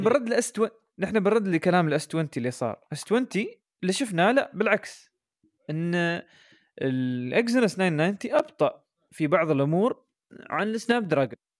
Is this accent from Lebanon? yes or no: no; United Arab Emirates; عندنا في الامارات